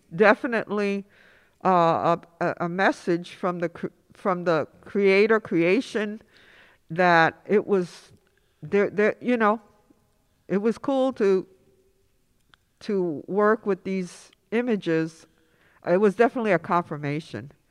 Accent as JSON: {"language": "English", "town": "New York City", "region": "New York", "country": "United States", "tie": "born or raised there", "also_born_or_lived": "Upper East Side, Manhattan", "said": "growing up in Inwood"}